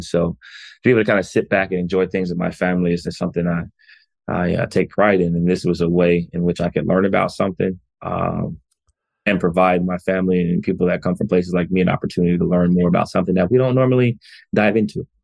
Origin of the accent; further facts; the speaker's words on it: United States; as a black man growing up in America